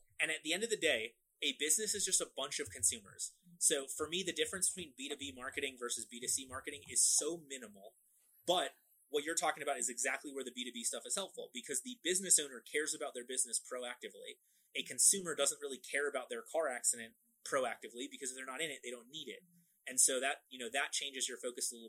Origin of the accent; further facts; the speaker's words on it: Florida, United States; I'm from Florida, I am dressed for the beach at any given time